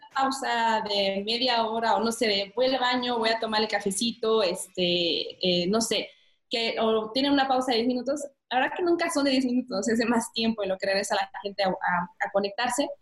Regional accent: Mexico; moved away as an adult; also born or lived in France; decidí regresarme a México porque ya extrañaba mucho mi país

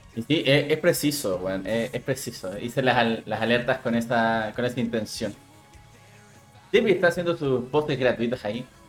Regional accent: Chile; como buen chileno, hago honor a ser chileno

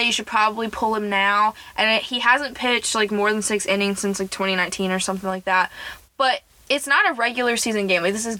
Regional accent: Alabama, United States; I didn't grow up like having a hockey team that we supported because, you know, in BFE Alabama, there's hockey's not really the biggest sport around.

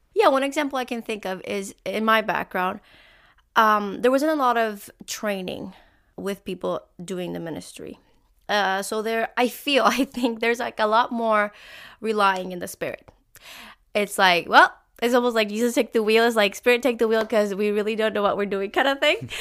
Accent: Puerto Rico; now in Canada; I am from Puerto Rico, and I grew up in a, an alliance church

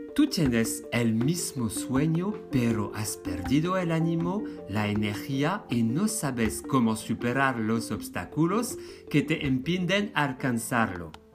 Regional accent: France; now in Spain; yo soy francés

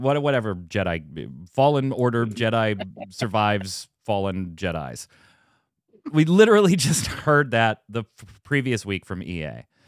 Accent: United States; I'm an American

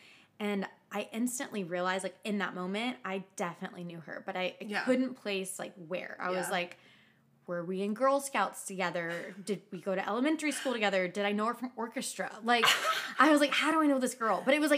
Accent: Nashville, Tennessee, United States; I grew up in Nashville

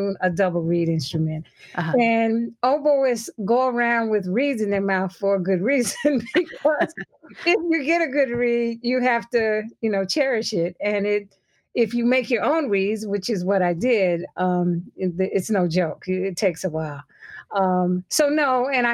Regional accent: New York City, New York, United States; I grew up in the media capital, so New York City

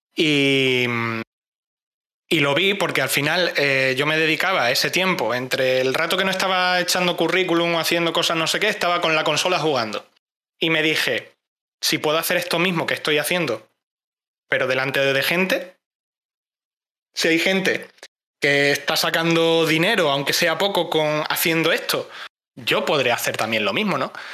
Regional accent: Cáceres, Extremadura, Spain; Soy de Cáceres

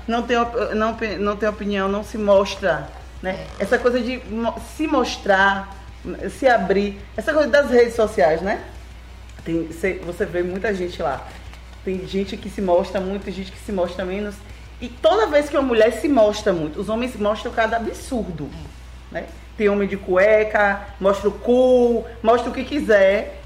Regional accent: Itabuna, Bahia, Brazil; sou daqui de Itabuna. Na verdade, minha família é de Itajuípe, que é aqui pertinho. Mas eu sou daqui, sou papajaca.

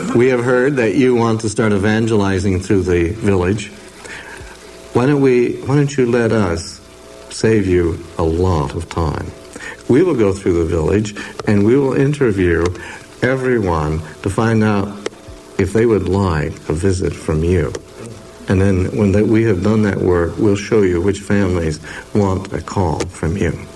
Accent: Oregon, United States; glad I'm from Oregon. We don't talk that way

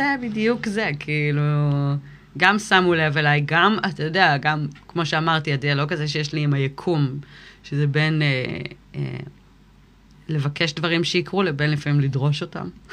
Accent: Kfar Vradim, Northern District, Israel; also born or lived in United States / Miami, Florida / Ga'aton; נולדתי בארצות הברית, ובגיל שלוש עלינו לארץ. ואז הייתי פה עד גיל 16.

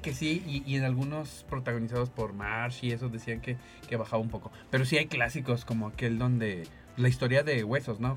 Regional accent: Mexico; como mexicanos

